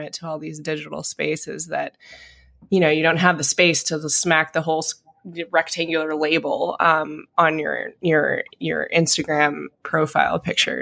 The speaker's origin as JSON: {"language": "English", "region": "Idaho", "country": "United States", "tie": "born or raised there", "moved": "yes", "said": "where I grew up in Idaho"}